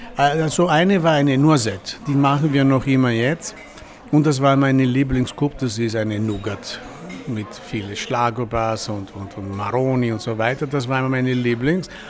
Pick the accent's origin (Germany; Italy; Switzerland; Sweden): Italy; Val Zoldana, Veneto; German is a second language; now in Vienna, Austria; ich komme aus Italien, auf der Val Soldana. Das ist ein Land in die Dolomiten.